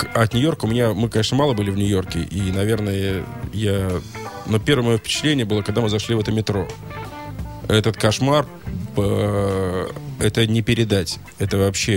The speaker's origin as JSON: {"language": "Russian", "country": "Russia", "said": "мы из России"}